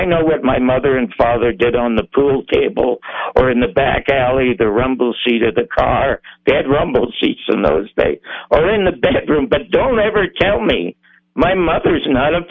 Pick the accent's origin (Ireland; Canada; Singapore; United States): Canada; Toronto, Ontario; I was born in the Salvation Army Charity Ward in Toronto.